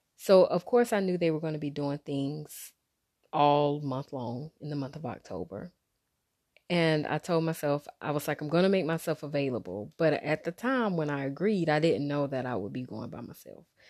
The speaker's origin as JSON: {"language": "English", "town": "Wilmington", "region": "North Carolina", "country": "United States", "tie": "born or raised there", "moved": "yes", "lives_now": "Raleigh-Durham, United States", "said": "my hometown, where I'm from, which is Wilmington, and the Raleigh-Durham area, which is where I currently live"}